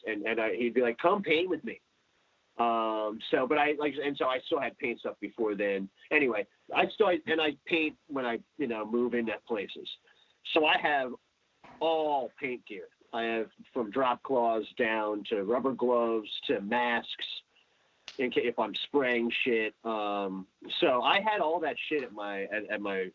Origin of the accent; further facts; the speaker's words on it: Philadelphia, Pennsylvania, United States; moved away as an adult; also born or lived in South Florida; now in Delray Beach, United States; I'm from Philly